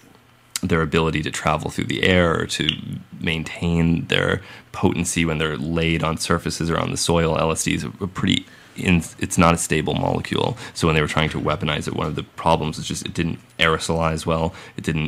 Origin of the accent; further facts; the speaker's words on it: Massachusetts, United States; I'm from Massachusetts